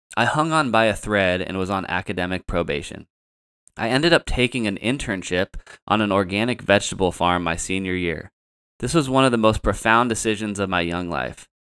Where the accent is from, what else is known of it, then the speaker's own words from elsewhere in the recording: Santa Rosa, California, United States; I ended up back in my hometown at the local J C